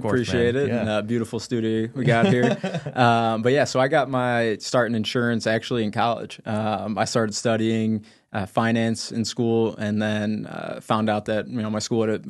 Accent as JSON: {"language": "English", "town": "Chicago", "region": "Illinois", "country": "United States", "tie": "born or raised there", "lives_now": "Phoenix, United States", "said": "That is home now. Yeah, born and raised in the Chicago area, but I've lived out there for about going on 3 years now."}